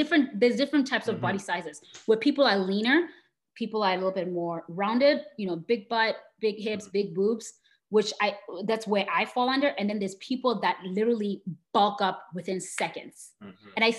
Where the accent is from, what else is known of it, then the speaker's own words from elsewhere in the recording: Botswana; I grew up in Botswana in Southern Africa.